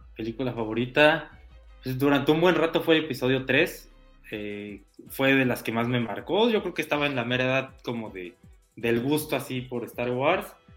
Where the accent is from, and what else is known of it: Mexico